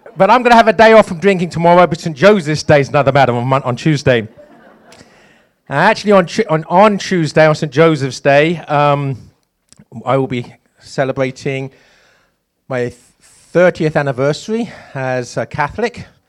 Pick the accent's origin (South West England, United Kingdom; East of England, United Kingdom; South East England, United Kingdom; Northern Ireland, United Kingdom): East of England, United Kingdom; East Anglia; moved away as an adult; also born or lived in London; East Anglia is my shire. That's where I spent my childhood, and then I moved to London.